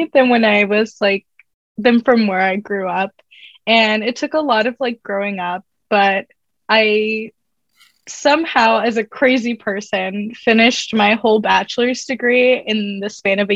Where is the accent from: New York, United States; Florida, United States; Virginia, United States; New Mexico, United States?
Florida, United States; Grant; moved away as an adult; also born or lived in Vero Beach, Florida / Orlando, Florida; now in Washington, D.C., United States; I am from Florida, born and raised, grew up in like a small town by the beach.